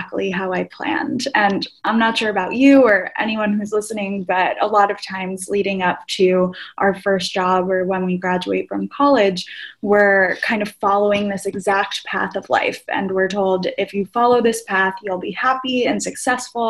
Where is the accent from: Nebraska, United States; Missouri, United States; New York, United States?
New York, United States; outside of New York City, United States; I grew up outside of New York City to parents of my parents immigrated here from Greece